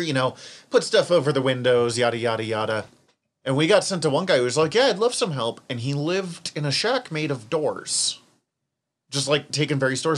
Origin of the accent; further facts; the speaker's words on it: Western Montana, United States; accent: Western Montana; my Western Montana accent